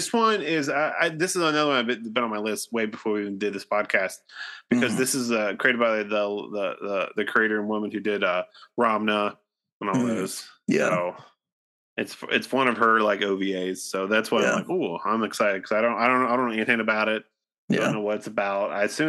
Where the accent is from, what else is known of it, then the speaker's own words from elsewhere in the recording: Midwest, United States; I mean, I'm from the Midwest, like we take sandwiches serious, and that's the thing.